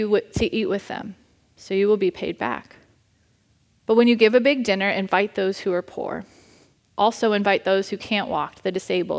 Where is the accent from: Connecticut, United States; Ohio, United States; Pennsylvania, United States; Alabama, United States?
Ohio, United States; Cincinnati; moved away; The church I grew up at back in Cincinnati with my family